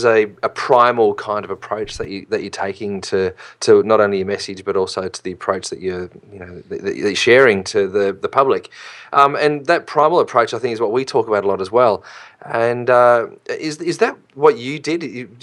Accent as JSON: {"language": "English", "country": "Australia", "said": "I'm an Australian in Australia"}